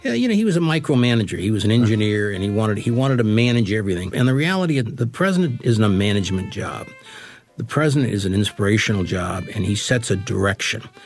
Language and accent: English; New York, United States; I was just being a New Yorker